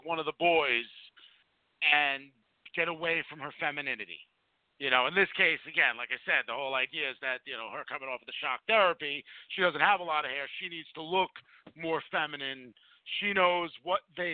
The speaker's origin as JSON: {"language": "English", "region": "New Jersey", "country": "United States", "said": "we're from New Jersey"}